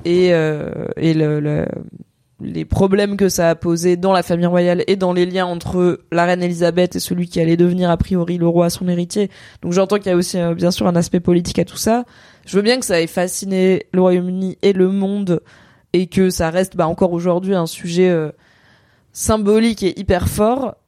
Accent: Drôme, Auvergne-Rhône-Alpes, France; now in Paris, France; quand j'étais gamine dans la Drôme, on faisait le carnaval du genre à l'école primaire

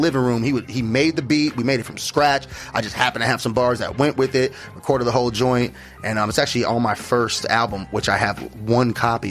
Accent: Scottsdale, Arizona, United States; also born or lived in Mesa, Arizona / Phoenix, Arizona; Grew up here, yep. I grew up in Scottsdale. Then got old enough to move around. Moved over to Mesa, Sunny Slope

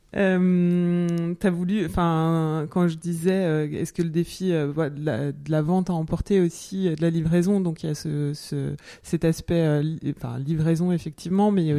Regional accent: Jura, Bourgogne-Franche-Comté, France; je suis du Jura

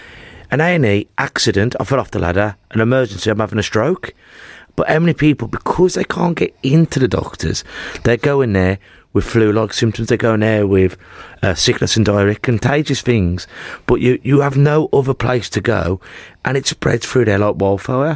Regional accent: Wordsley Hospital, West Midlands, United Kingdom; I was born in Worsley Hospital

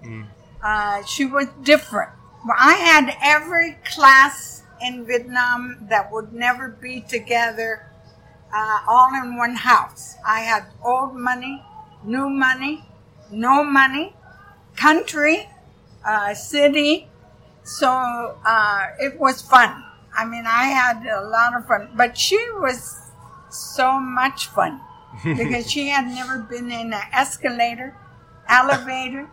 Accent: Iowa, United States; moved away; I come from Iowa, so I'm not afraid of farmers. We had a lot of farmers in Iowa.

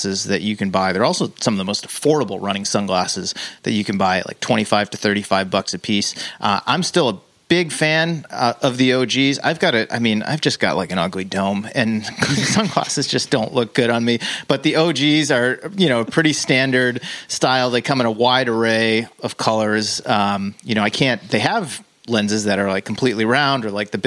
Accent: Worcester, Massachusetts, United States; where I grew up in Worcester, Massachusetts.

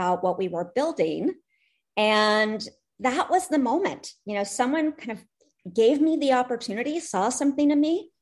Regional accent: Santa Barbara, California, United States; moved away as an adult; now in Atlanta, United States; I am a California girl. My energy, Santa Barbara, California.

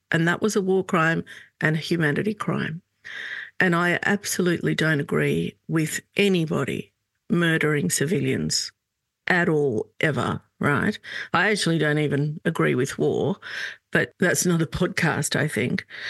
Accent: Australia; also born or lived in Lebanon; I'm Lebanese Australian

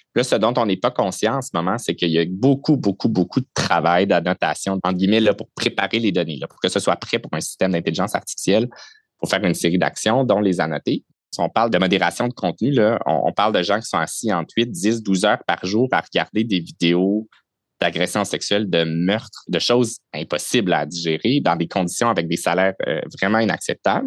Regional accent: Saint-Constant, Quebec, Canada; j'ai grandi à Saint-Constant, qui est la ville voisine de Sainte-Catherine

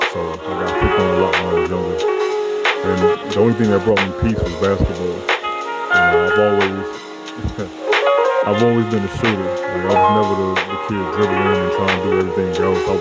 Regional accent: Chicago, Illinois, United States; I was raised in Chicago, Illinois.

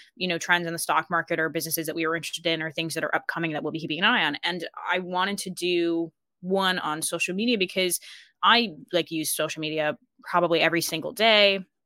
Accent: Colorado, United States; moved away as an adult; now in Ireland; I grew up in Colorado

